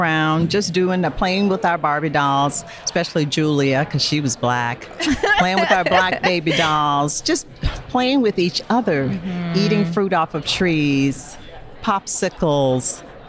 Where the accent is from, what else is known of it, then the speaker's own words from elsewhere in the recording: Pine Bluff, Arkansas, United States; now in Milton, United States; somewhere between 5 and 10, growing up in Pine Bluff, Arkansas, in a black middle class neighborhood, black everybody